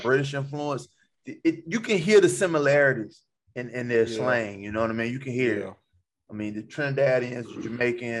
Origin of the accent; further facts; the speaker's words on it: Alabama, United States; moved away; I'm from Alabama